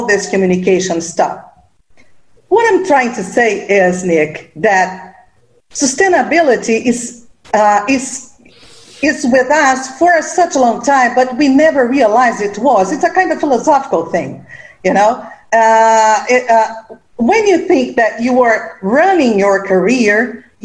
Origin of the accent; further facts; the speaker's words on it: Rio de Janeiro, Brazil; I am from Rio de Janeiro, and my background is from Germany, but I was born here in Brazil